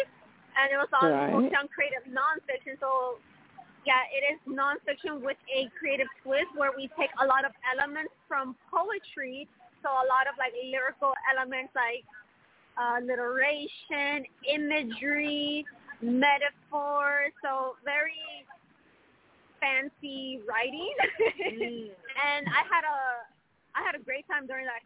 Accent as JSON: {"language": "English", "region": "California", "country": "United States", "tie": "born or raised there", "moved": "as an adult", "lives_now": "Chicago, United States", "said": "I'm born and raised in California, but I did move over here to Chicago 3 years ago with my boyfriend"}